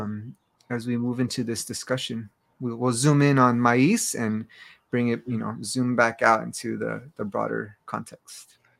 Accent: Los Angeles, California, United States; I grew up in Los Angeles and Baja California with roots in the Iberian Peninsula and across Central Mexico.

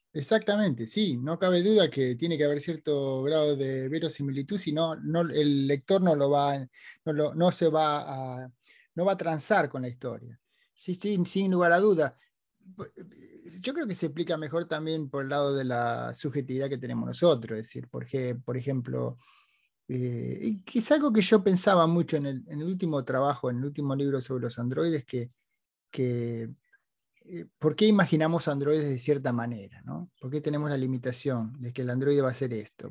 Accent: Argentina; now in United States; los argentinos no éramos mucho menos, mucho más simpáticos que eso

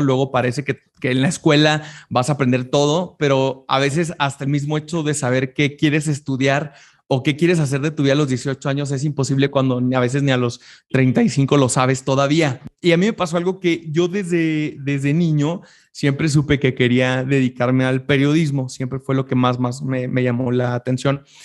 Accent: Chihuahua, Mexico; En Chihuahua, de donde yo soy originario, en la capital

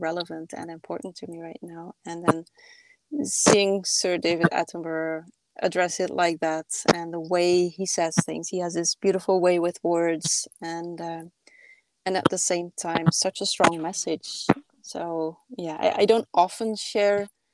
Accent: Belgium; now in Paris, France; when I go back home to my home country in Belgium, I'm not far from the coast

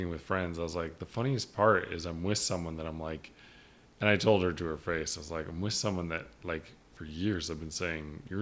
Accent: Canada; No, I was born in Canada.

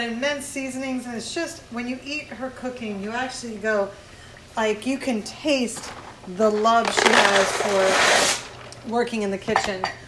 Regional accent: Miami, Florida, United States; growing up in Miami and being born in the Keys

